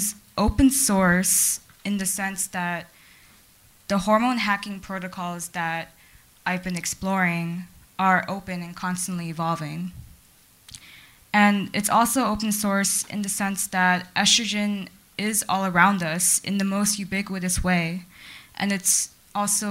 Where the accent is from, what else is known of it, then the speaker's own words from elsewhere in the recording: Los Angeles, California, United States; I'm a Chinese American, born and raised in Los Angeles